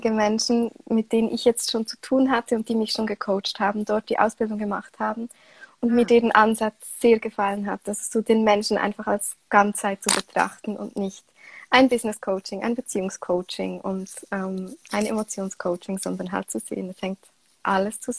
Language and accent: German; Switzerland; Wie man hört, äh, komme ich aus der Schweiz. Und ich bin aktuell 29 Jahre alt.